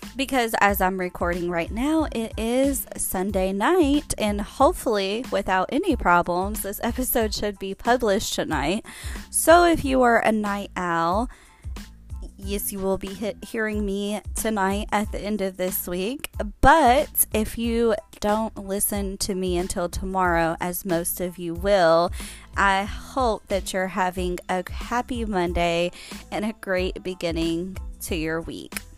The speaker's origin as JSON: {"language": "English", "region": "Kentucky", "country": "United States", "said": "I'm from Kentucky"}